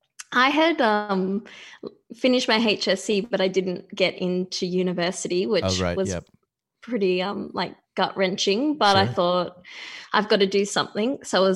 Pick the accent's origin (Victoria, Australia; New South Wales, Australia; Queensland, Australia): New South Wales, Australia; Wollongong; I grew up in a town called Wollongong, or the Illawarra, which is about an hour and a half south of Sydney.